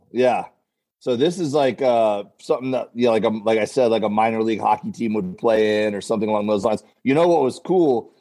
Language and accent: English; Florida, United States; now in Los Angeles, United States; we're both from Florida originally